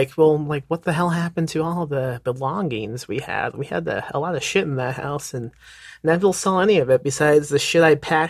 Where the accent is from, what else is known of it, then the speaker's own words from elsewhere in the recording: Indiana, United States; now in San Antonio, United States; I'm in Texas. I'm in San Antonio, but right. I'm from Indiana.